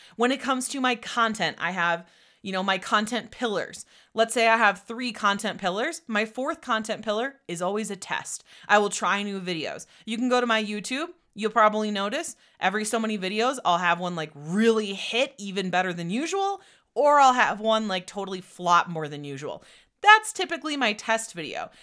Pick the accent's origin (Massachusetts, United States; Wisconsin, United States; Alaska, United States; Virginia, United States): Wisconsin, United States; moved away as an adult; also born or lived in Austin, Texas; we're both originally from Wisconsin